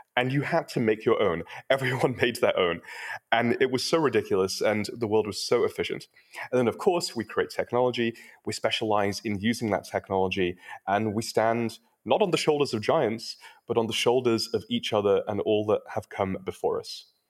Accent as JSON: {"language": "English", "country": "United Kingdom", "moved": "yes", "lives_now": "Silicon Valley, United States", "said": "I'm also British, but I've been living in Silicon Valley long enough"}